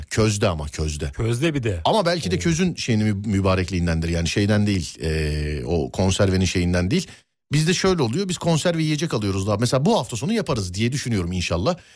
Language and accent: Turkish; Bayburt, Turkey; moved away